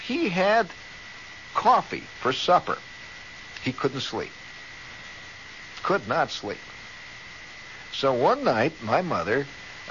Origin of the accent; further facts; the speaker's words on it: Indiana, United States; moved away; I came from Indiana